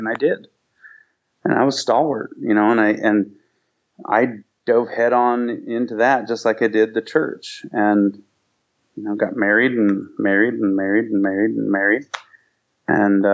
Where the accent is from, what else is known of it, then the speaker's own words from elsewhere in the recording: Southern California, United States; also born or lived in Seattle, Washington; now in Rocky Ridge, United States; I grew up in Southern California